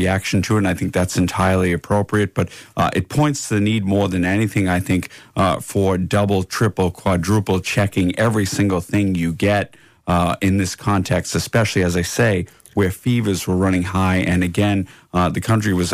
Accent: United States; now in Ireland; I'm from America

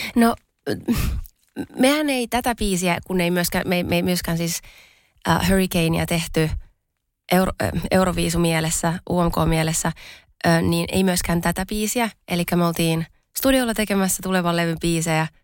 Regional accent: Pori, Satakunta, Finland; mä oon siis Porista kotoisin.

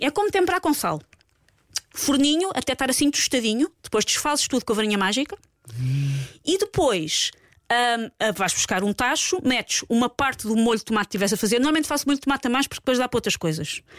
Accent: Portugal; nós, às vezes, enquanto portugueses

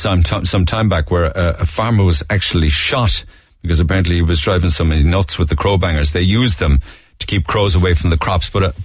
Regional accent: Carlow, Leinster, Ireland; I'm from Carlow, so thus, I don't have the option to stay at home.

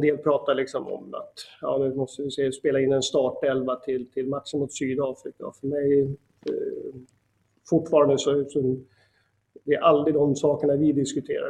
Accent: Sweden; also born or lived in Uppsala; jag är liksom svensk

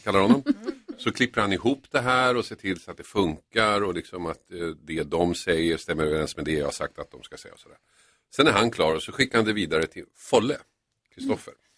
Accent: Finland; jag är ju från Finland

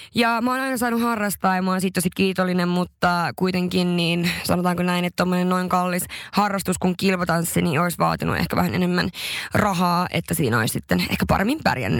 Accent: northern Finland, Finland; mä oon pohjoisesta kotoisin, se on jotain, mistä mä oon tosi ylpeä

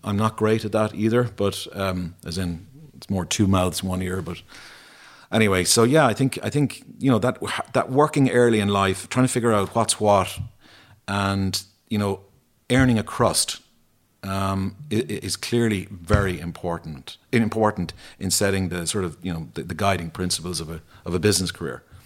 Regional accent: Ennis, Munster, Ireland; growing up in Ennis

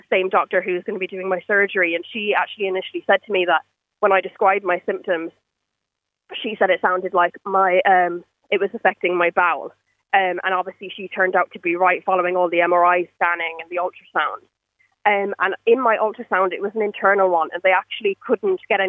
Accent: Ireland; now in United Kingdom; I'm Irish, but I'm living in the UK

